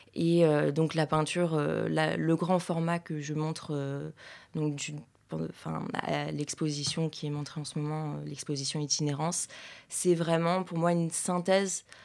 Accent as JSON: {"language": "French", "town": "Paris", "region": "Île-de-France", "country": "France", "said": "je suis parisienne"}